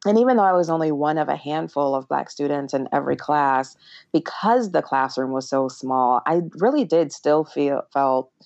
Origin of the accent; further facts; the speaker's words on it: Toledo, Ohio, United States; I grew up in Toledo, Ohio